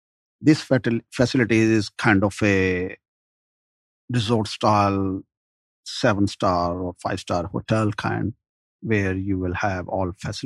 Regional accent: Augusta, Georgia, United States; moved away as an adult; also born or lived in Sugarloaf, Gwinnett County, Georgia; now in Gwinnett County, United States; from Sugarloaf Gwinnett area. I'm actually from Augusta, Georgia, and had some hotel development. And I moved down here with my parents, old parents.

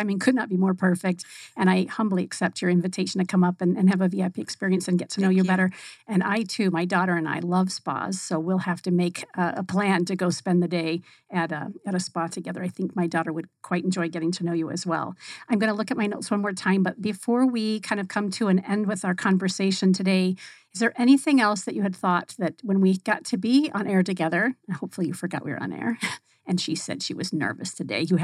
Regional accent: Northern California, United States; we grew up in Northern California

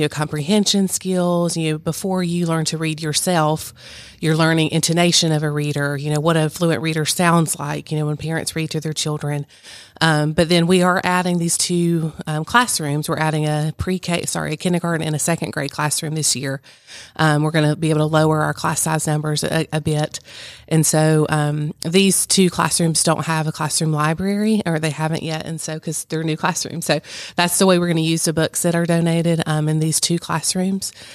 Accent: Virginia, United States; moved away; I grew up in Virginia

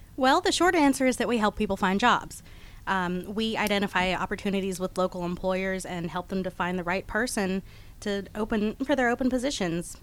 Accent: Houston, Texas, United States; now in Atlanta, United States; I was born in Houston, Texas, but I've been in Atlanta since 1993, so I'm a Georgia girl at this point

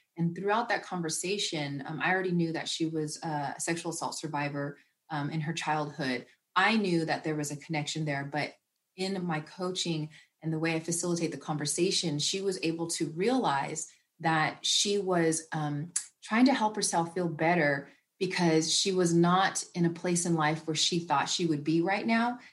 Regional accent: the Bay Area, Northern California, United States; growing up in Northern California and the Bay Area

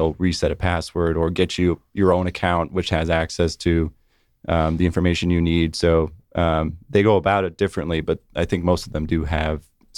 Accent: California, United States; I'm from California originally.

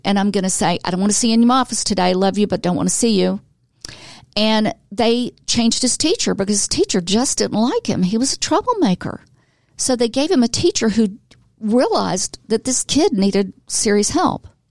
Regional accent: Atlanta, Georgia, United States; also born or lived in Florida; now in Gainesville, United States; I'm from Atlanta. I'm a native

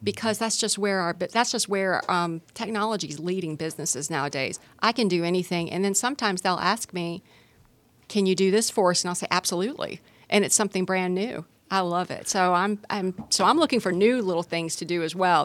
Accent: Gwinnett County, Georgia, United States; I grew up in Gwinnett County

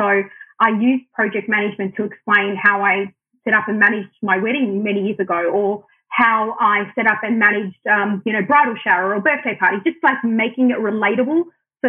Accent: Australia; first language Arabic; I'm born and raised in Australia, but my parents are Lebanese migrants

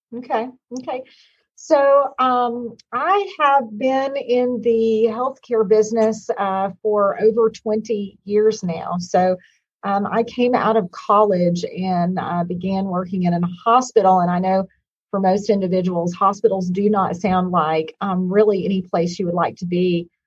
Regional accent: Hot Springs, Arkansas, United States; moved away; I am originally from Hot Springs, Arkansas

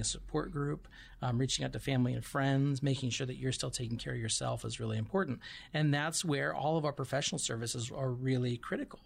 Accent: Missoula, Montana, United States; moved away as an adult; now in Tucson, United States; originally from Montana, so I grew up

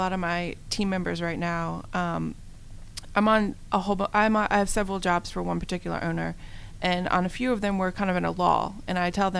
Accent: Virginia, United States; moved away; I'm from Virginia, my family's in Virginia

